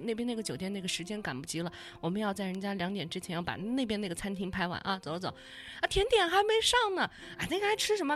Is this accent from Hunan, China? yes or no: no; Guizhou, China; 我出生的地方是一个林城，所以嗯。就是觉得贵州是一个有森林的地方